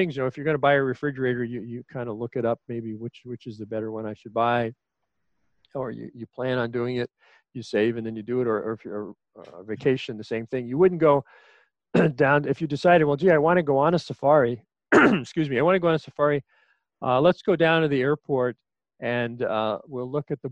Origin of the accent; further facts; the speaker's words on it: New York City, New York, United States; I was an only child born and raised in Queens, New York